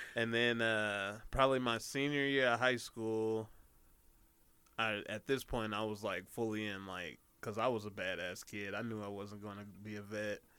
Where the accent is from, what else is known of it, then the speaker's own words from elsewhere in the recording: Denver, Colorado, United States; I'm from Denver. I was living uh, in a certain area called Park Hill.